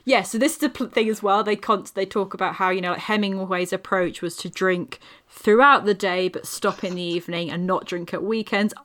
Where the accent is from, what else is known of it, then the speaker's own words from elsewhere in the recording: England, United Kingdom; being an English person